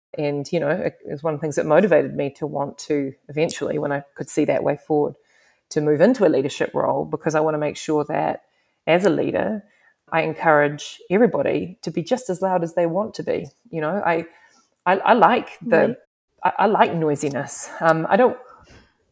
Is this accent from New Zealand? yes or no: yes; New Zealand; also born or lived in England; now in Canada; the New Zealand, you know, I come from a different country